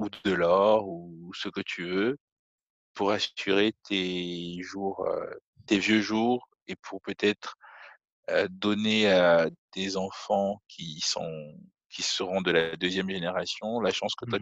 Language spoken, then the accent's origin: French; Cameroon; moved away; on a grandi au Cameroun.